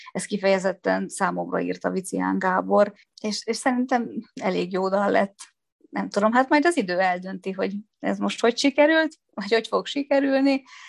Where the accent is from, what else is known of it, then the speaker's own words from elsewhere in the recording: Szolnok, Jász-Nagykun-Szolnok, Hungary; moved away; Gyerekkori barátnőm alakult úgy az életünk, hogy mi Szolnokról elkerültünk, de mégis nagyon közel lakunk egymáshoz